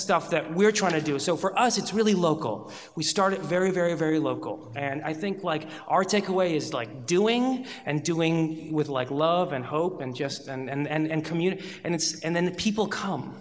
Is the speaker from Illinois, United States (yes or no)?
yes; Chicago, Illinois, United States; born or raised there; also born or lived in Iran